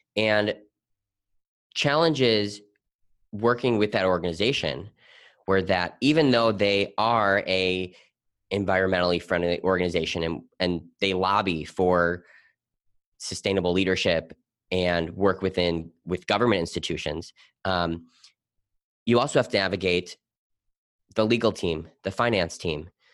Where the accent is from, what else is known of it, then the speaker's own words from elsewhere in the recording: Milwaukee, Wisconsin, United States; growing up in Milwaukee, Wisconsin, my family owned a recycling plastics company.